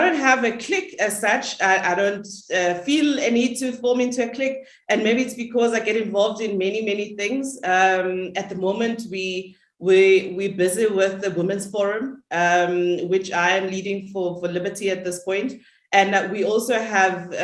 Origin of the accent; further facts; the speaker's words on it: Durban, KwaZulu-Natal, South Africa; moved away as an adult; also born or lived in Johannesburg; I grew up in Lamontville, a township, a small township in Durban